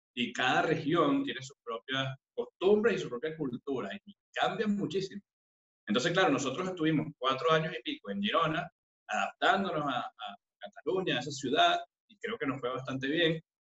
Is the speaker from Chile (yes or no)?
no; Caracas, Capital District, Venezuela; moved away as an adult; now in Madrid, Spain; yo nací en Caracas, específicamente en La Urbina, en una familia de, muchas mujeres